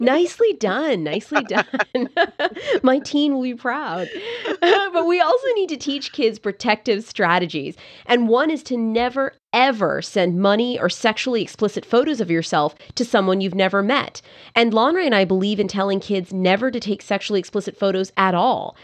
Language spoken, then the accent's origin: English; Canada; years in French class growing up in Canada